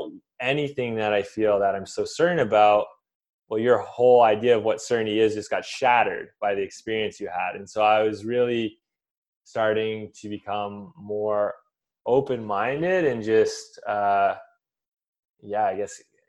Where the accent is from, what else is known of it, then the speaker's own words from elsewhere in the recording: Canada; But I came from Canada and a very scientific background.